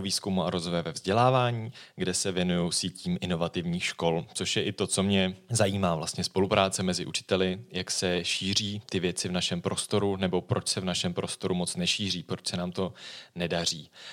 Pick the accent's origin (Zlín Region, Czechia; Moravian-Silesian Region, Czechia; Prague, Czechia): Prague, Czechia; skutečně ano, jsem z Prahy